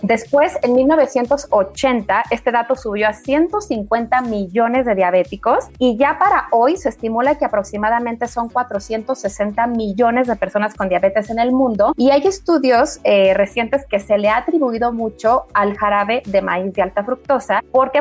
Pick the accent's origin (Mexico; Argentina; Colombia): Mexico; como, como mexicanos